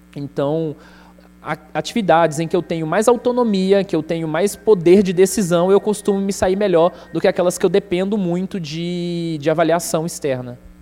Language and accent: Portuguese; Contagem, Minas Gerais, Brazil; accent: mineiro; also born or lived in São Paulo; now in Goiânia, Brazil; Com um ano eu fui para Contagem, na região metropolitana de Minas Gerais. Então meu sotaque é mineiro